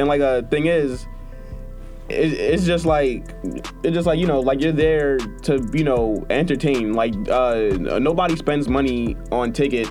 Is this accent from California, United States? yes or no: no; New York City, New York, United States; because I'm from Brooklyn